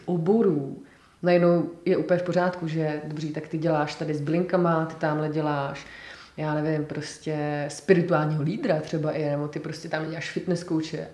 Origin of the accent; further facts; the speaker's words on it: Czechia; also born or lived in Scotland; já jsem vlastně velmi hrdá na to, že jsem Češka